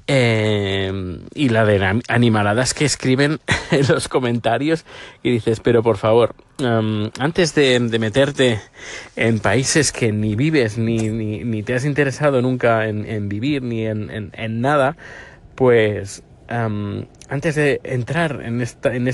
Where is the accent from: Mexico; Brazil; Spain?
Spain; now in Sweden; yo desde que desde que salí de Cuba, digo de España, y llegué aquí a Suecia